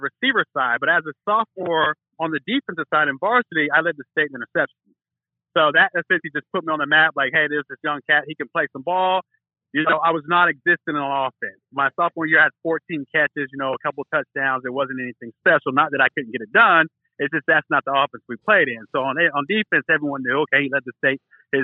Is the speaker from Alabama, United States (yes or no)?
no; Norman, Oklahoma, United States; I grew up here in Norman, where the University of Oklahoma is